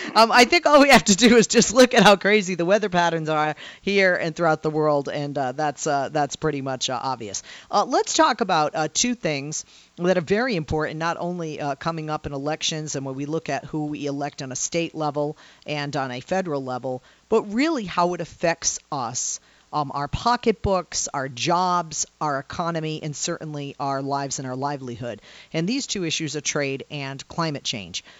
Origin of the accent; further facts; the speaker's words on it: Northeast, United States; now in Los Angeles, United States; I'm from the Northeast